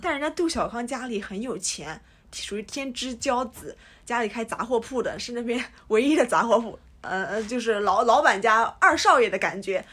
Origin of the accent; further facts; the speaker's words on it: Jiangsu, China; 我们也是江苏人嘛